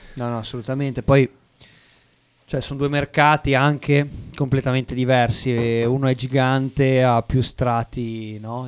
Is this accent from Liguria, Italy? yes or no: yes; Savona, Liguria, Italy; moved away as an adult; now in Bologna, Italy; abito a Bologna dal 2015, però sono di origini savonesi e ho abitato lì fino al, eh, fino al 2015